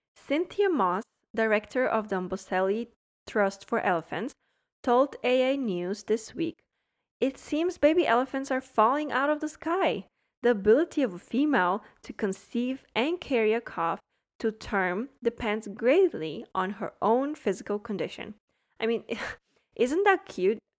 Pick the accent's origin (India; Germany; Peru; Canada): Germany; now in Miami, United States; I grew up in Germany